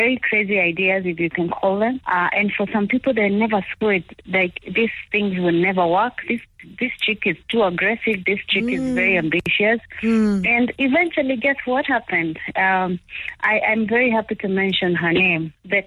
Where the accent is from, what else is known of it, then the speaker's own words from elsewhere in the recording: Kenya; also born or lived in Boston; now in Dubai, United Arab Emirates; as a Kenyan living abroad, I miss home